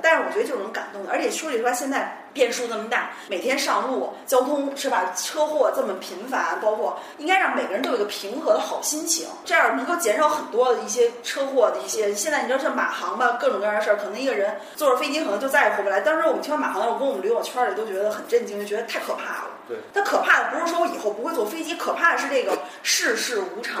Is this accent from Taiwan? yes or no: no; China; 咱们都是中国人